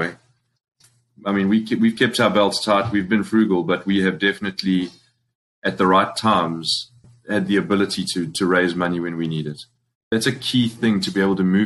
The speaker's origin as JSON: {"language": "English", "town": "Springs", "region": "Gauteng", "country": "South Africa", "also_born_or_lived": "New York", "moved": "yes", "lives_now": "United States", "said": "I'm from Springs, proudly from Springs"}